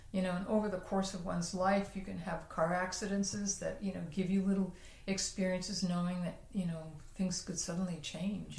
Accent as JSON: {"language": "English", "region": "New Jersey", "country": "United States", "tie": "born or raised there", "said": "very near where I grew up in New Jersey"}